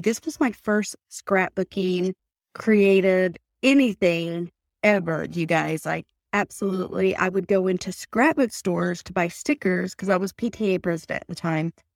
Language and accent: English; Pickering, North Carolina, United States; now in Utah, United States; I'm originally from Pickering, North Carolina, and I live in Utah now